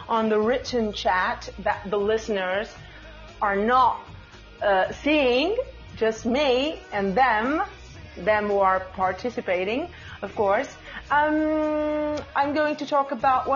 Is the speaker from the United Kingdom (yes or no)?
no; Portugal; first language Portuguese; English is a second language; I'm from Portugal. My main language is Portuguese. But I speak English